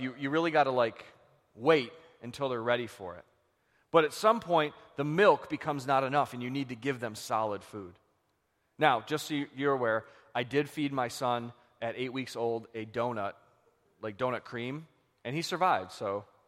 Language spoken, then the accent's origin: English; Buffalo, New York, United States; we're from Buffalo